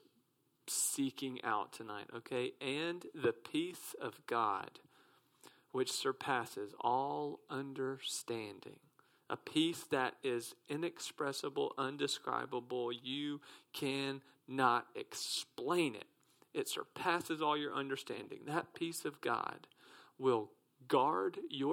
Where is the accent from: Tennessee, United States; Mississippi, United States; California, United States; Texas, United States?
Mississippi, United States; South; I'm from South Mississippi